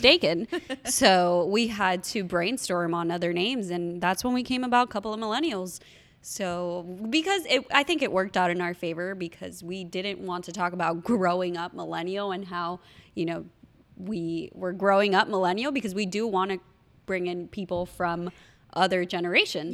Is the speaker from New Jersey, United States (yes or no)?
no; Miami, Florida, United States; we're from Miami, so we know Bird Road